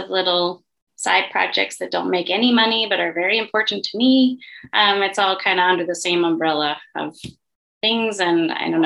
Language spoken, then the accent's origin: English; Bucks County, Pennsylvania, United States; now in Philadelphia, United States; I grew up in Bucks County, about an hour north of Philadelphia. I'm in Philly now.